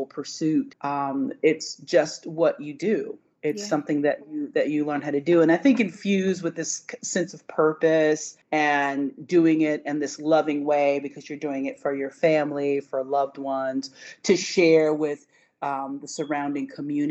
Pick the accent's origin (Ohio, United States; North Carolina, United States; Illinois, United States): North Carolina, United States; Franklin County; I grew up in mostly in Franklin County, which is one of the smaller counties in North Carolina, an agricultural county